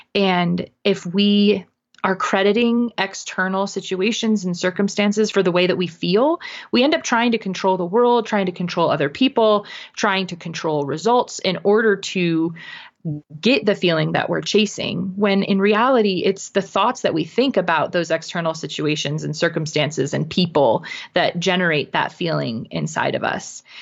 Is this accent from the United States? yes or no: yes; New England, United States; also born or lived in Connecticut / Vermont; now in Utah, United States; So that's where I live currently, but I was, I was raised in New England between Connecticut and Vermont.